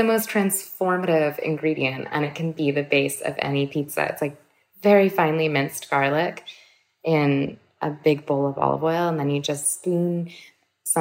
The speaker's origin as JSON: {"language": "English", "town": "Berkeley", "region": "California", "country": "United States", "tie": "born or raised there", "said": "growing up in Chez Panisse and with my mom"}